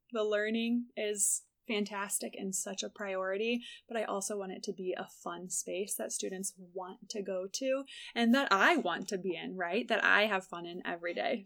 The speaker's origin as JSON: {"language": "English", "town": "Morton", "region": "Illinois", "country": "United States", "tie": "born or raised there", "said": "I grew up in Morton, Illinois"}